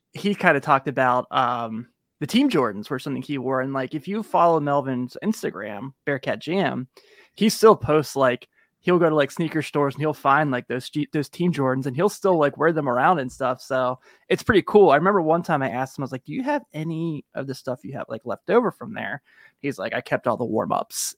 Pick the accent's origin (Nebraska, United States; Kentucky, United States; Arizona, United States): Kentucky, United States; Kentucky side of the river, United States; I grew up on the Kentucky side of the river